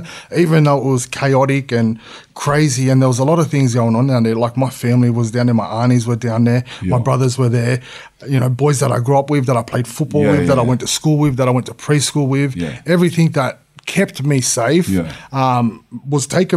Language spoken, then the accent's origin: English; Sydney, New South Wales, Australia; also born or lived in La Perouse; born and raised, man. Yeah, born and raised. I was born in King George Hospital, Camperdown, and I lived on Everly Street and I lived on Lewis Street.